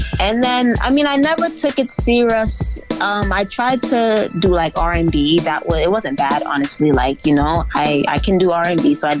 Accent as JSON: {"language": "English", "region": "Kingston", "country": "Jamaica", "tie": "born or raised there", "also_born_or_lived": "Boston, United States", "said": "So, I grew up in two places. I grew up in Kingston, Jamaica, and I grew up here in Boston. I was actually born here in Boston as well, but I grew up in both places. Thus, you know, the accent, that's where the accent came from."}